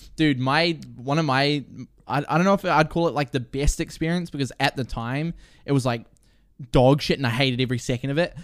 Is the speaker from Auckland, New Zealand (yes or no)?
no; Murupara, Bay of Plenty, New Zealand; also born or lived in Rotorua; I was born in Rotorua. I grew up, grew up in, like, the, a, a little town called Murupata